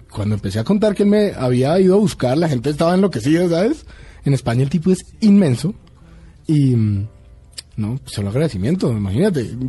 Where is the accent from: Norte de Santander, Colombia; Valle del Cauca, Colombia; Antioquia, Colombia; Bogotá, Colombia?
Bogotá, Colombia; soy colombiano.